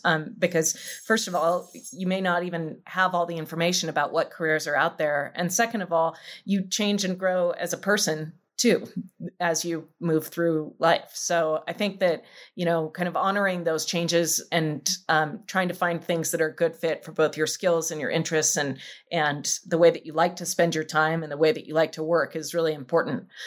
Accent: Salt Lake City, Utah, United States; moved away; I grew up in Salt Lake City, living in the mountains, in the Wasatch Mountains

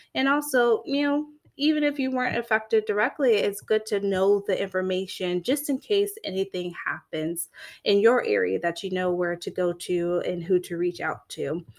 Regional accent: Florida, United States; I'm from Florida. I'm a Florida girl, born and raised.

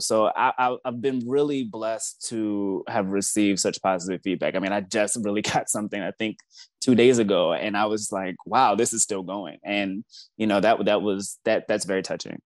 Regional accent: Baltimore, Maryland, United States; now in Washington, D.C., United States; I'm originally from Baltimore, Maryland

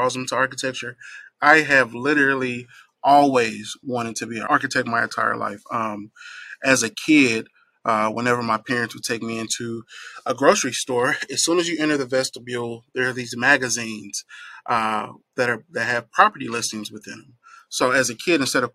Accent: Nashville, Tennessee, United States; I am very fond of my hometown of Nashville, Tennessee. So growing up here

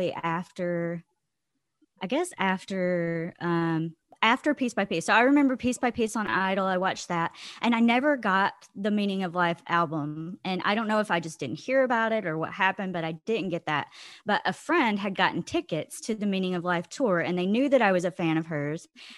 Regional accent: Georgia, United States; now in Holland, Michigan, United States; I am from Holland, Michigan, originally from Georgia, but moved up north like 15 years ago

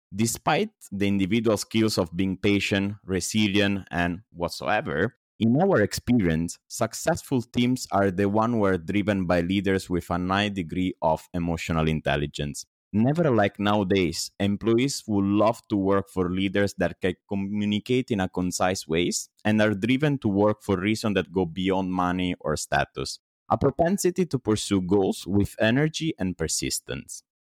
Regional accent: Italy; moved away as an adult; also born or lived in Singapore; now in Indonesia; I was born and raised in Italy

